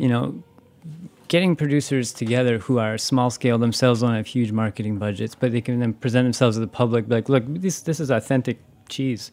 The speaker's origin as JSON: {"language": "English", "region": "Wisconsin", "country": "United States", "said": "I'm from Wisconsin."}